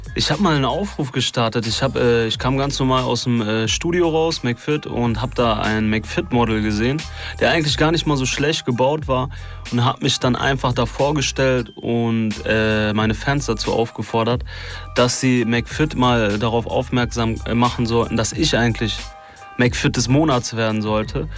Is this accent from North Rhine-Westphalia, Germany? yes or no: yes; Duisburg, North Rhine-Westphalia, Germany; ich komme aus Duisburg